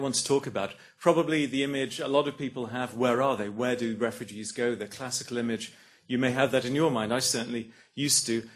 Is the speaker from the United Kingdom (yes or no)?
yes; England, United Kingdom; moved away as an adult; now in Australia; as an English person